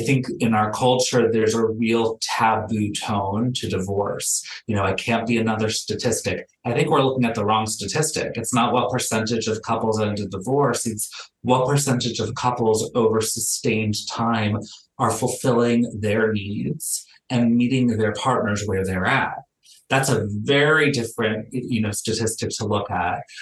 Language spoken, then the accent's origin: English; Miami, Florida, United States; moved away as an adult; now in Los Angeles, United States; I'm born and raised in Miami. I've lived in Los Angeles for the last decade.